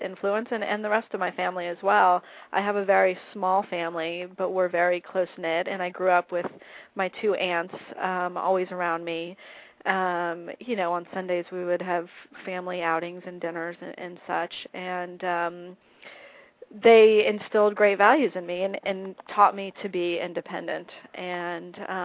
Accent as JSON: {"language": "English", "town": "Los Angeles", "region": "California", "country": "United States", "tie": "born or raised there", "also_born_or_lived": "Miami, Florida", "said": "I grew up in the San Fernando Valley in a little community called Woodland Hills"}